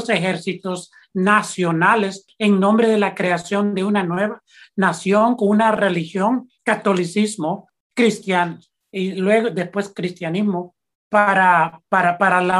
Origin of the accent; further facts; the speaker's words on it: El Salvador; historia de nosotros es la historia de lo que hemos sobrevivido, lo que hemos, por lo que hemos pasado como salvadoreños